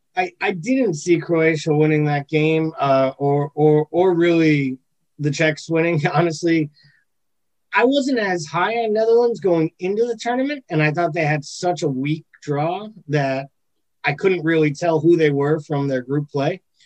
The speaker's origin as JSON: {"language": "English", "country": "United States", "tie": "born or raised there", "said": "I'm American born"}